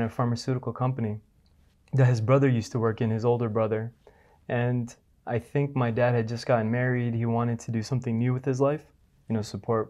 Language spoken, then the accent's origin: English; New Jersey, United States; moved away as an adult; now in Dubai, United Arab Emirates; born and raised in New Jersey.